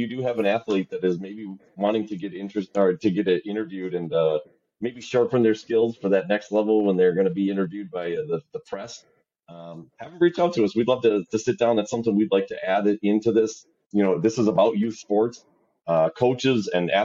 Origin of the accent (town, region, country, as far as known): Wisconsin, United States